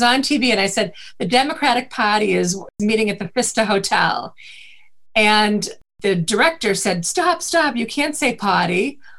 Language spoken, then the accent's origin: English; Midwest, United States; accent: Midwest; But I think the Midwest accent is actually the really cleanest accent. And I do try not to have it.